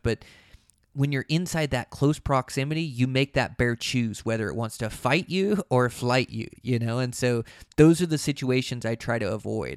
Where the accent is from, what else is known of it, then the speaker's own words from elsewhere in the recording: Montana, United States; in my home state of Montana